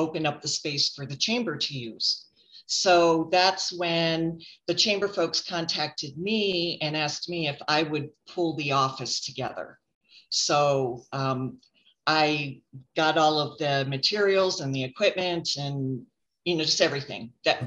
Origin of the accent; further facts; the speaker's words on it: 45 miles east of Cleveland, Northeastern Ohio, United States; moved away as an adult; also born or lived in Boise, Idaho; now in Cascade, United States; I grew up 45 miles east of Cleveland